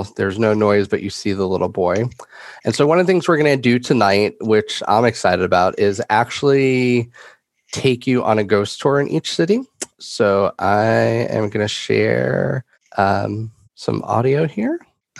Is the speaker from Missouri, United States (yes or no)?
no; New York, United States; ever since I was a little kid growing up in New York and going to Pennsylvania a lot for trips and things